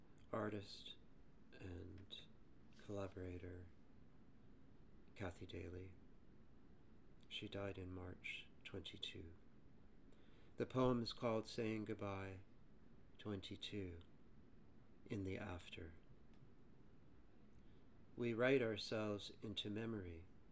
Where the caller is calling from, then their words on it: Toronto, Ontario, Canada; I'm recording this from Toronto, Canada.